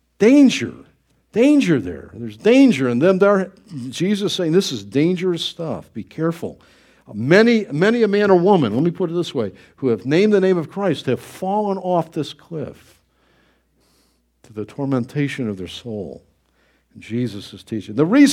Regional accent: Niagara Falls, New York, United States; I grew up in Niagara Falls, not Niagara County there, and they'd have all kinds of warning signs.

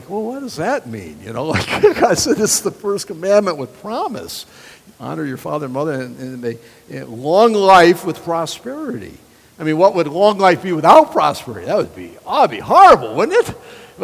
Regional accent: United States; I love being an American

